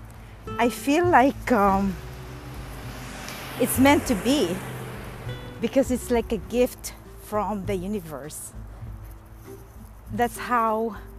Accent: Manila, Metro Manila, Philippines; moved away; When I grew up in Manila

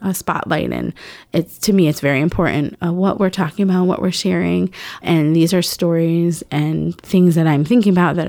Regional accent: New York City, New York, United States; I grew up in the East Village, West Village, like art was kind of just everywhere. This is in the 80s.

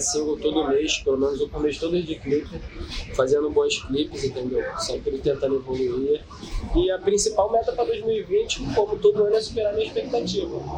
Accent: Rio de Janeiro, Brazil; primeira vez que eu saí do Rio

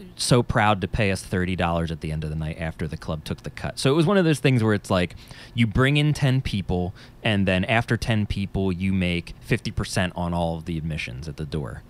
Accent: New Jersey, United States; I'm from New Jersey. if you couldn't tell by my accent.

